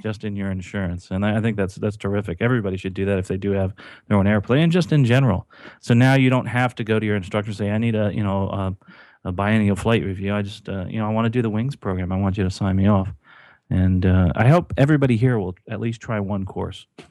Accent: New Jersey, United States; I grew up in New Jersey near horse country

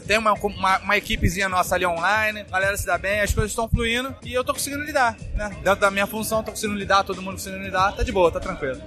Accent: Rio de Janeiro, Brazil; eu sou do Rio de Janeiro

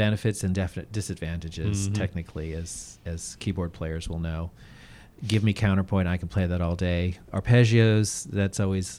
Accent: United States; even though I grew up in the United States, but being on the mission field, being truly a minority, and for a lot of the time being homeschooled, the family is very important.

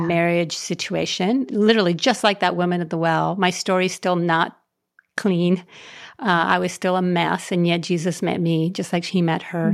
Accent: Puerto Rico; I was raised in Puerto Rico, um, out in the country, poor, poor kid, poor family.

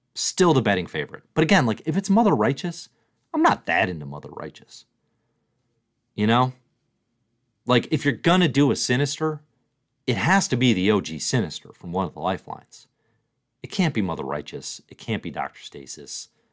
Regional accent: near Chicago, Illinois, United States; as a kid growing up near Chicago

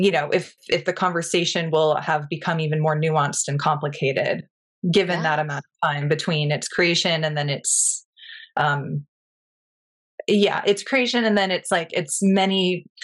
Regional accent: Pacific Northwest, United States; moved away as an adult; now in Marfa, United States; I didn't grow up in Texas. I'm from the Pacific Northwest.

